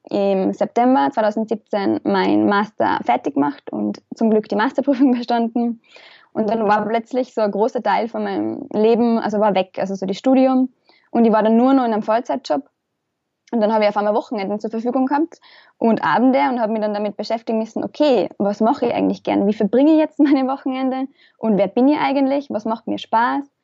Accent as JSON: {"language": "German", "country": "Austria", "said": "ich komme wie wahrscheinlich halt aus Österreich"}